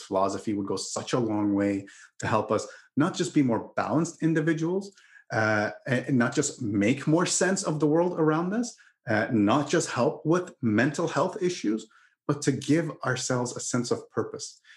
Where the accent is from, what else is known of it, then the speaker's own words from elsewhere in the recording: Canada; I'm I'm Canadian